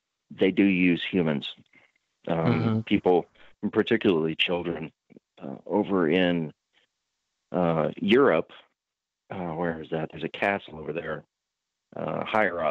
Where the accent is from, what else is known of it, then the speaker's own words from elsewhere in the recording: Butte, Montana, United States; in my hometown in Butte, Montana